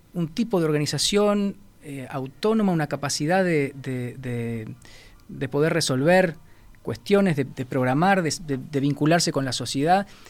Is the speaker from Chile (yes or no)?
no; Uruguay; Yo soy un director uruguayo. Quiero dirigir en Uruguay